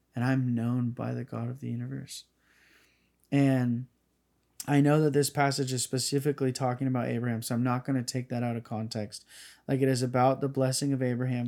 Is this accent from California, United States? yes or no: yes; Northern California, United States; I have my hometown here. I have my high school buddies that I know that were from here